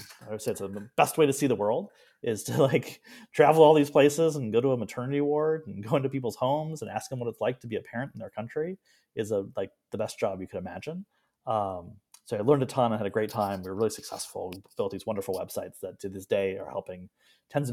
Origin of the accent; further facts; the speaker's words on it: Ann Arbor, Michigan, United States; moved away as an adult; also born or lived in Portland, Oregon / San Francisco; I grew up in Ann Arbor, many generations of University of Michigan.